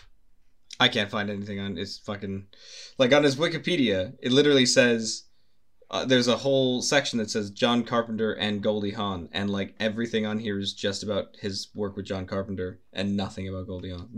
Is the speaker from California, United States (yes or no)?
yes; California, United States; also born or lived in Britain; now in United Kingdom; I'm from California